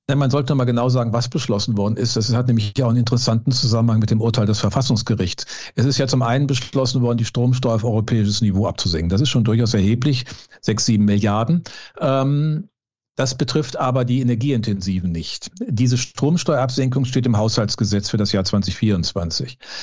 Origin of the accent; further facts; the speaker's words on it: Düsseldorf, North Rhine-Westphalia, Germany; also born or lived in Cologne; als gebürtiger Düsseldorfer